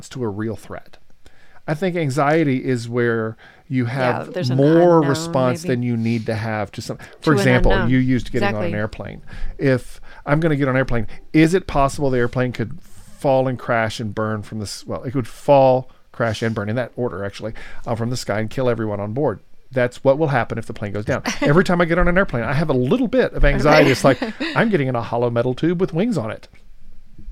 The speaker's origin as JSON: {"language": "English", "town": "Atlanta", "region": "Georgia", "country": "United States", "said": "I'm from Atlanta"}